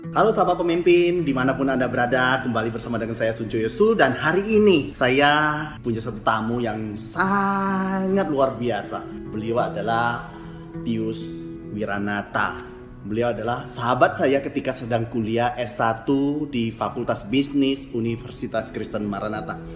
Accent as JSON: {"language": "Indonesian", "region": "Jambi", "country": "Indonesia", "said": "Saya asal Jambi"}